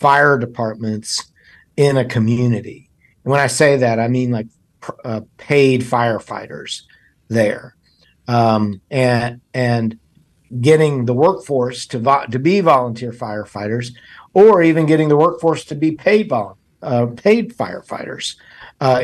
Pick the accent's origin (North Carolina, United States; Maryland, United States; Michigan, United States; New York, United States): North Carolina, United States; Davidson County; I'm from Davidson County, grew up there